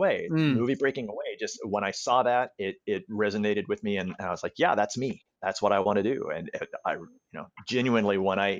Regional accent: Alabama, United States; I was born and raised in Alabama, and I can tell you that the idea of cycling is you might as well sprout a third eyeball and a horn or two or three.

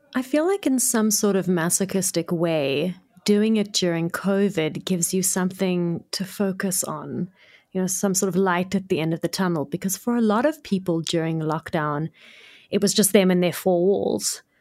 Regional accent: Cape Town, Western Cape, South Africa; also born or lived in Johannesburg; I was born in Cape Town, grew up in Cape Town, lived here my whole life

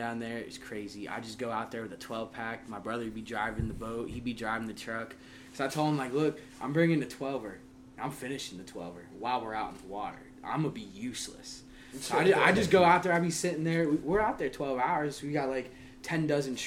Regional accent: Homestead, Florida, United States; moved away; I'm from South Florida

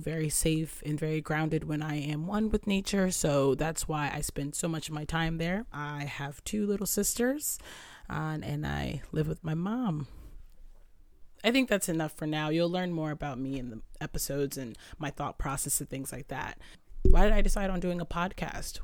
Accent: Southern Connecticut, United States; I'm from Southern Connecticut.

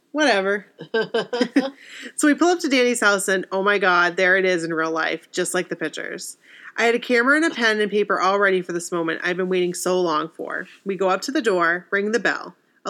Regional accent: Massachusetts, United States; I'm from Mass, so it wasn't a surprise I went to college in Boston.

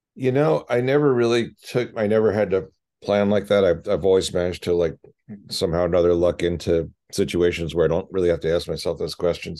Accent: Philadelphia, Pennsylvania, United States; moved away; growing up in Philly

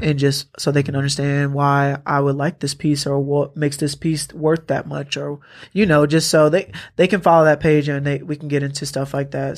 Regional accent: Atlanta, Georgia, United States; I'm from Atlanta

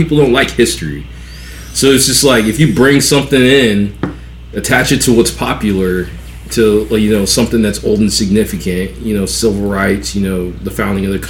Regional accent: West Coast, United States; also born or lived in Atlanta, Georgia; now in South Georgia, United States; I'm not from Georgia at all. Like, I'm from the West Coast

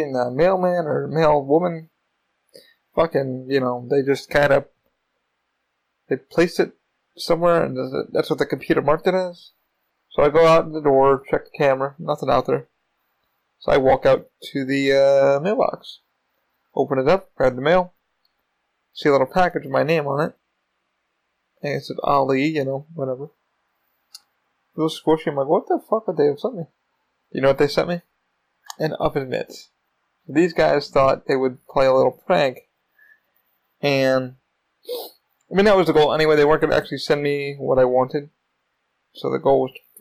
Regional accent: New York, United States; now in Florida, United States; I am from New York.

